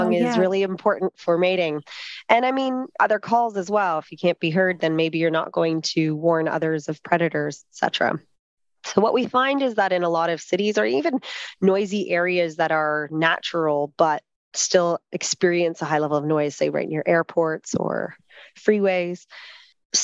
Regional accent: Canada; now in Australia; I'm Canadian

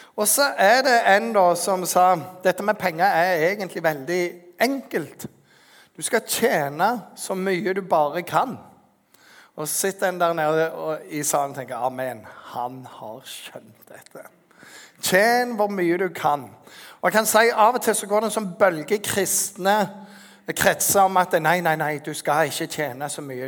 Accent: Norway; som en nordmann som har litt mer penger enn ingenting

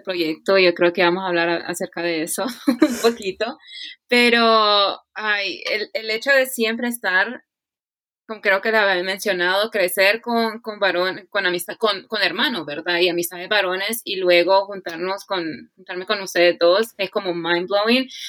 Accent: Honduras; moved away as an adult; now in United States; Soy catracha 100% hecha y derecha

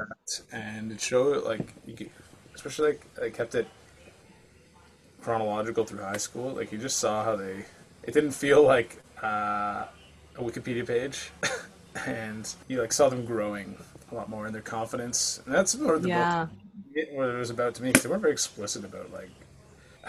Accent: Atlantic Canada, Canada; moved away; also born or lived in Rocky Mountains; I'm actually from out east.

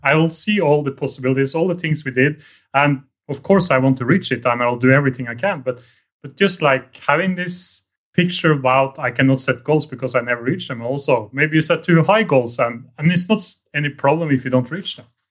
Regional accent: Norway; moved away as an adult; now in Vietnam; I'm from Norway

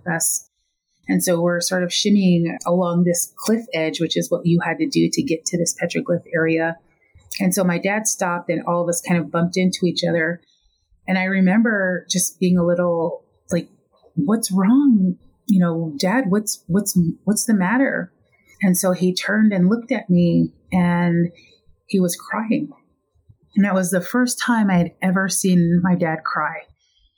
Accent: Lapwai, Idaho, United States; now in Flagstaff, United States; Originally, I am from Lapway, Idaho, in a Nez Perce reservation

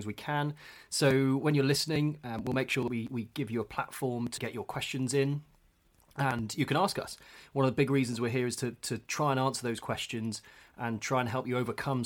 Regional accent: Bristol, South West England, United Kingdom; also born or lived in London; grew up in Bristol and still live here now with a couple of years in London in between

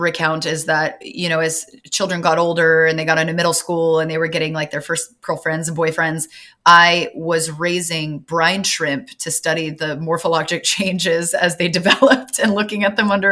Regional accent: Southern California, United States; I'm from Southern California

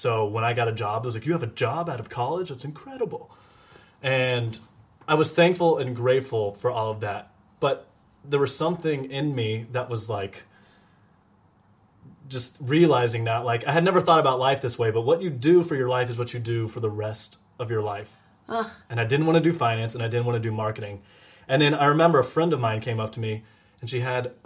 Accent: Nashville, Tennessee, United States; moved away as an adult; also born or lived in Georgia / Dallas; I grew up in Nashville

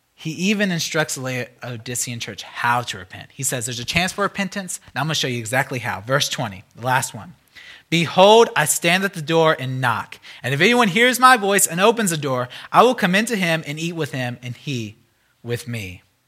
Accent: United States; as an American

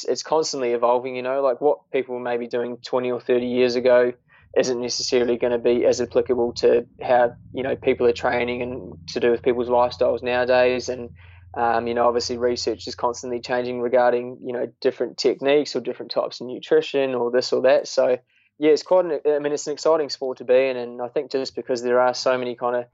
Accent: New Zealand; moved away; I am a Kiwi

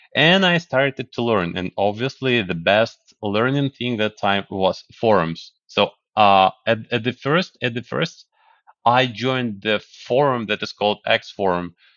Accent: Kyiv, Ukraine; moved away as an adult; now in United States; I was born in Kyiv, the capital of Ukraine. Yes, and, uh, after the collapse, we got the independence, and after that, I grew up. I, I finished my high school. I finished university

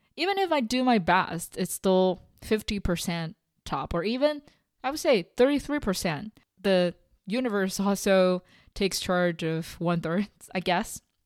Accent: China; moved away; going back to my home country, eating together with my parents, watching all the old T V shows, traveling in Beijing with them

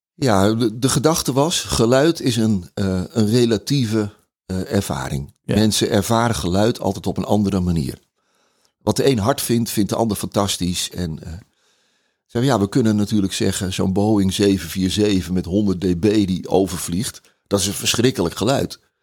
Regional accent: Netherlands; wij als Nederlander

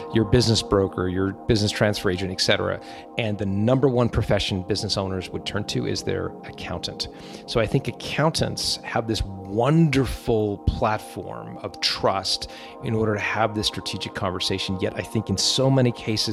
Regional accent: Canada; accent: Canadian; moved away; also born or lived in Manuden, England; I was born in a little village called Manudin.

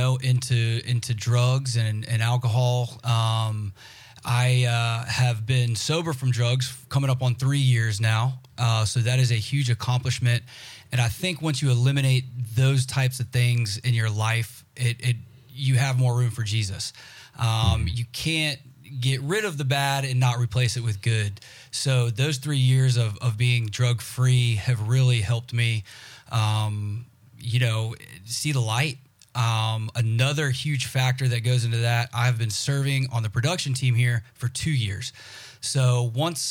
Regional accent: Jacksonville, Florida, United States; moved away; I am from Jacksonville, Florida, originally

